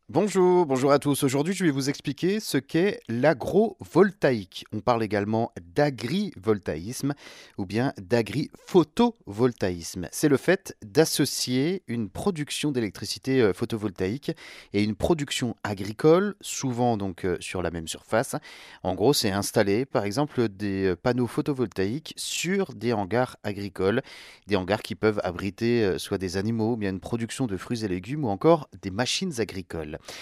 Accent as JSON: {"language": "French", "country": "France", "said": "chez nous en France"}